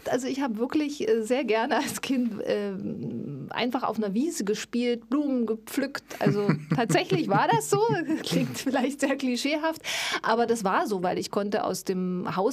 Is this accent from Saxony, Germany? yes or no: yes; Neukirch, Saxony, Germany; also born or lived in Dresden / Bautzen; Meine Kindheit, so die Kindergartenzeit und das erste Schuljahr habe ich in Neukirch verbracht.